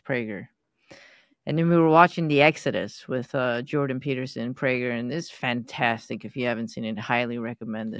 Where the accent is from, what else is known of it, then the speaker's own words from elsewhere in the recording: Iran; moved away; I was born into Baha'i. My surrounding was m, all Muslim, Islam, and Iran